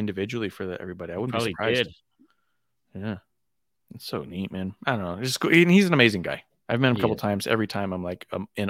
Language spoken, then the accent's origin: English; San Diego, California, United States; I was born in San Diego